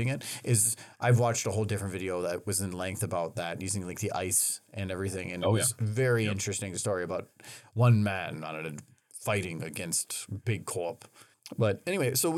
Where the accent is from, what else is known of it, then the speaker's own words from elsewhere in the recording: United States; I'm an American.